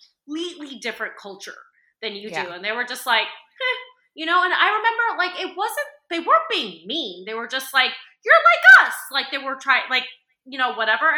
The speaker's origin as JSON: {"language": "English", "country": "United States", "tie": "born or raised there", "said": "I did grow up in this like very small white town"}